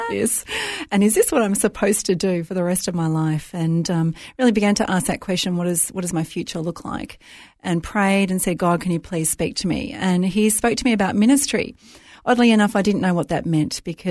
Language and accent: English; Melbourne, Victoria, Australia; I was raised in Melbourne, great city, raised in a fairly Christian household